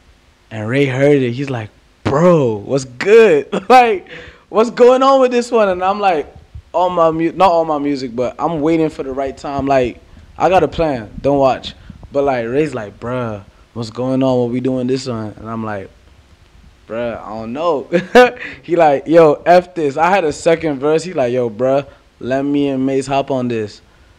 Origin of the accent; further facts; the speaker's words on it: Nigeria; also born or lived in London; now in Atlanta, United States; I'm coming from Nigeria / London to Atlanta. That's America.